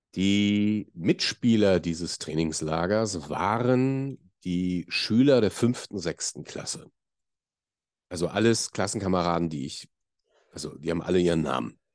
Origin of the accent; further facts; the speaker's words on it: Hamburg, Germany; ich bin Hamburger